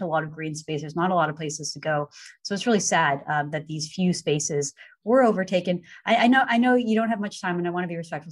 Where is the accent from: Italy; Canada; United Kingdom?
Canada; Vancouver, British Columbia; moved away; I grew up in Vancouver